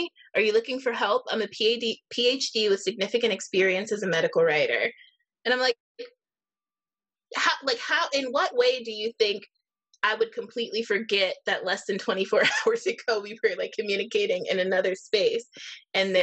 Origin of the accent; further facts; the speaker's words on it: Erie, Pennsylvania, United States; here in my hometown of Erie, Pennsylvania